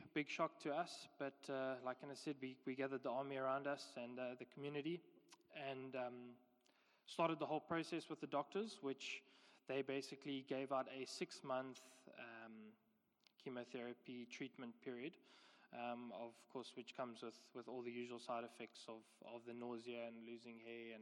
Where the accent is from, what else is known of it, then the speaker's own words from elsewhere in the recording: George, Western Cape, South Africa; moved away as an adult; also born or lived in West Africa; now in Somerset West, South Africa; we are both from George. We went to school there, grew up there